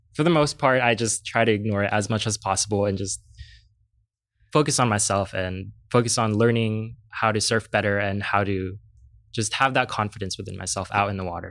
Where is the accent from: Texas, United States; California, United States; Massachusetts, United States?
California, United States; San Diego; I am from Southeast San